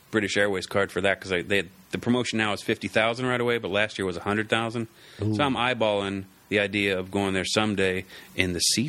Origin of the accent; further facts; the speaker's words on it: Ohio, United States; I'm from Ohio.